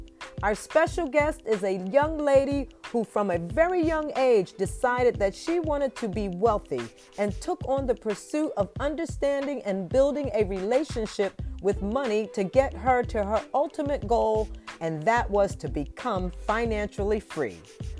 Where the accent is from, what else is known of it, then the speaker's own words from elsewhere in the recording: Pennsylvania, United States; You know, you grew up in Passyunk Projects. I grew up in Southwest. You know, off of Whitby Avenue.